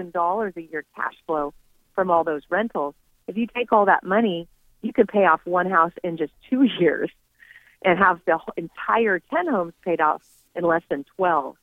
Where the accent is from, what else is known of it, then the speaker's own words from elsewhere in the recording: California, United States; Having been born and raised in California